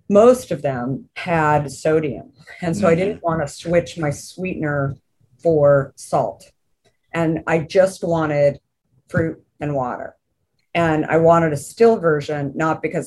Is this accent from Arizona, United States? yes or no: yes; Arizona, United States; growing up in Arizona